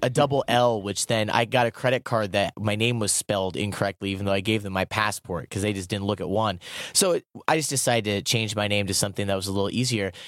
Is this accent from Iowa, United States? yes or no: yes; Iowa, United States; moved away; Growing up in Iowa